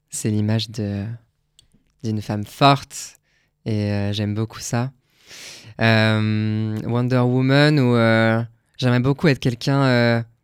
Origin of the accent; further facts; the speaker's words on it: Grand Est, France; on a un jardin chez moi en Alsace